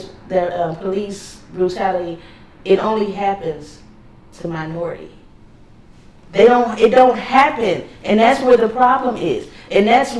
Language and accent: English; Los Angeles, California, United States; me growing up in Los Angeles